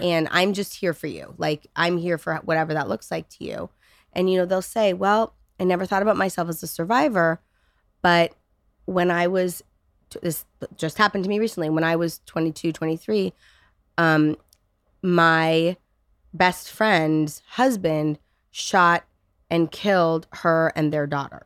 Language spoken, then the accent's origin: English; California, United States; I'm, I'm from California, right? I'm, I'm one of those born and raised snowflake liberals